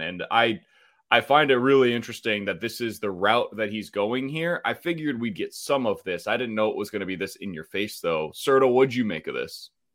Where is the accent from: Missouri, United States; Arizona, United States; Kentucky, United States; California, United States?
Missouri, United States; Kansas City; Kansas City, it's my hometown.